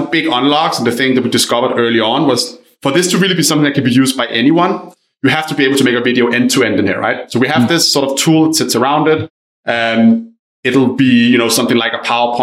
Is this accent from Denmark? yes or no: yes; Denmark; English is a second language; moved away; I'm Danish originally, for anyone wondering where my accent is from